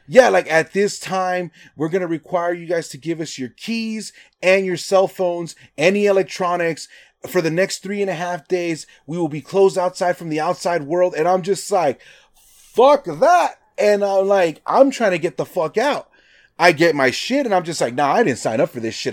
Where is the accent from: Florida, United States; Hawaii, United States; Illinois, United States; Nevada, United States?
Nevada, United States; I'm from Nevada